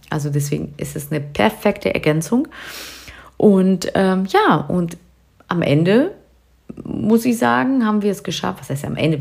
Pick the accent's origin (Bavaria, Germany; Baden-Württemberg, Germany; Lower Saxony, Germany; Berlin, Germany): Lower Saxony, Germany; near Hanover; Wir kommen hier aus der Nähe von Hannover